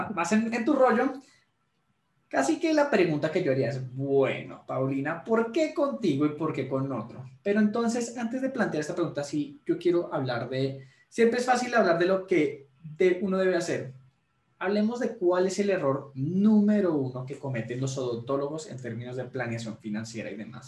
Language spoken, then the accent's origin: Spanish; Colombia; soy colombiano